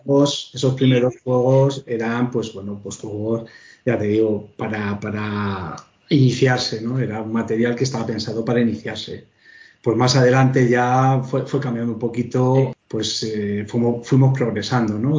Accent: Pinto, Community of Madrid, Spain; yo soy de Pinto

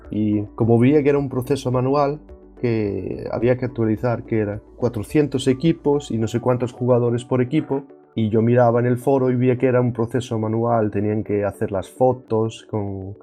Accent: Ferrol, Galicia, Spain; now in Denmark; soy gallego, más bien, o más concretamente de Ferrol

